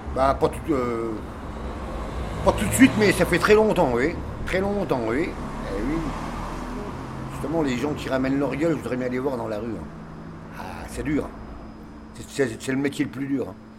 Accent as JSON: {"language": "French", "town": "Nancy", "region": "Grand Est", "country": "France", "also_born_or_lived": "Ars-sur-Moselle", "lives_now": "Metz, France", "said": "je suis de Nancy, moi, normalement."}